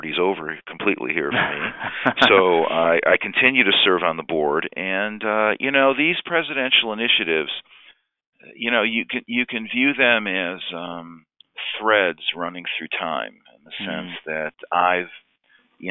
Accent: Detroit, Michigan, United States; now in Cleveland, United States; the best concert I ever saw was growing up in Detroit at Cobo Hall

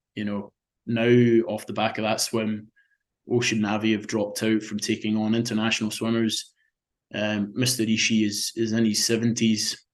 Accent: Scotland, United Kingdom; that was very special growing up there and and being being a Scotsman

